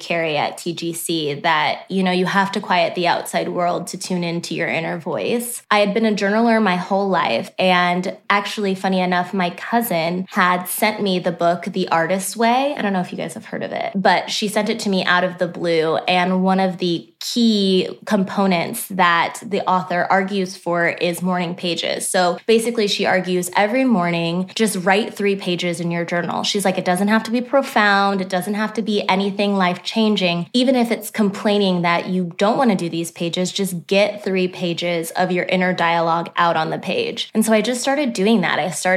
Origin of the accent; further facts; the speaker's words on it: Omaha, Nebraska, United States; moved away as an adult; also born or lived in Texas; now in Nashville, United States; I was born and raised in Omaha, Nebraska as well. I'm a Midwest girl through and through.